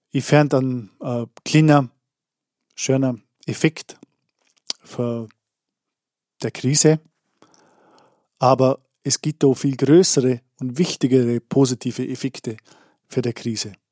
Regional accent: Vorarlberg, Austria; Ich komme aus Andersburg im Bregenzer Wald in Vorarlberg

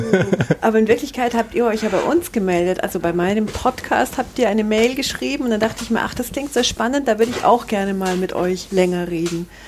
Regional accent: Munich, Bavaria, Germany; born there; Ich bin 1972 in München geboren und ich lebe auch in München.

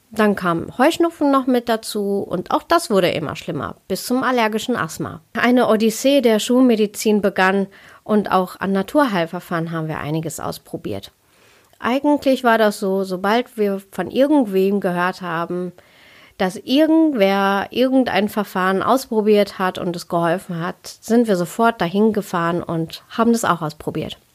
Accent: North Rhine-Westphalia, Germany; Ich bin in Deutschland geboren und aufgewachsen. Also ich bin ein Kind des Ruhrpots. Und meine Eltern, die kommen aus Kerala, aus Südindien.

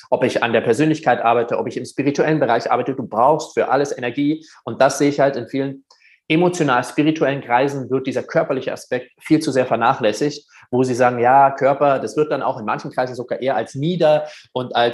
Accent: Germany; Aber er so, hey, du bist doch auch Deutscher, oder? Und ich so, ja.

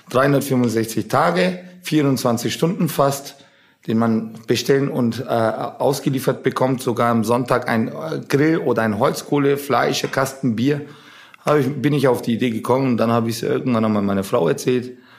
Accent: Nuremberg, Bavaria, Germany; wir sind ja Nürnberger, wir sind aus Nürnberg. Apropos, Nürnberg hatte gestern, unsere Heimatstadt hatte gestern Geburtstag

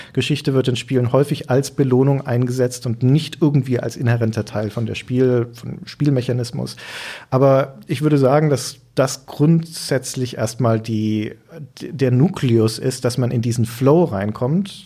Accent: Nuremberg, Bavaria, Germany; moved away as an adult; now in Hamburg, Germany; da ist meine Heimatstadt

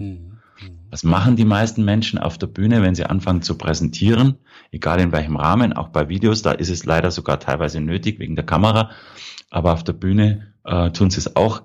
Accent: Prien am Chiemsee, Bavaria, Germany; Also ich bin aufgewachsen am Chiemsee, in Brien am Chiemsee

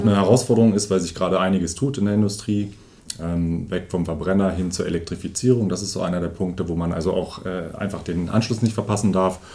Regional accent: Lonau, Lower Saxony, Germany; now in Osterode am Harz, Germany; als gebürtiger Lohnau, ist tatsächlich Lohnau

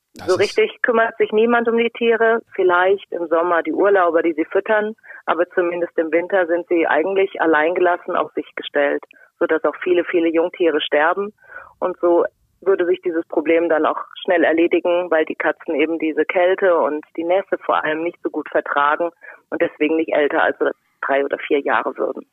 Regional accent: Rhine-Main area, Germany; komme aus dem Rhein-Main-Gebiet. Bürtig und ich wohne dort auch noch.

